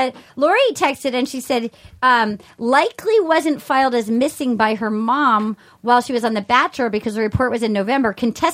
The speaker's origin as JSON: {"language": "English", "region": "Rhode Island", "country": "United States", "said": "I'm from Rhode Island and I have shame."}